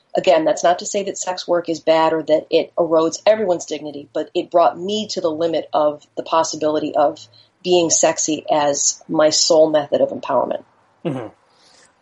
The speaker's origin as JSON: {"language": "English", "town": "Chicago", "region": "Illinois", "country": "United States", "tie": "born or raised there", "said": "I grew up in Chicago."}